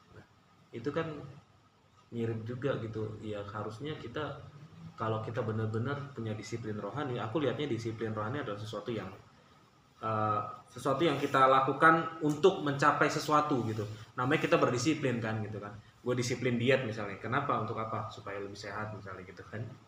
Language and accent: Indonesian; Batak, North Sumatra, Indonesia; kita orang Batak